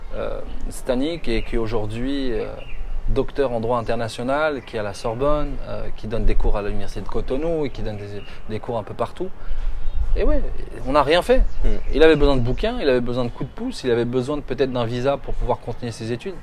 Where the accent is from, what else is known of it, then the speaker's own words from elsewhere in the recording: France; moved away; tu es comme moi, tu vis en France, on a vécu en France, on a grandi en France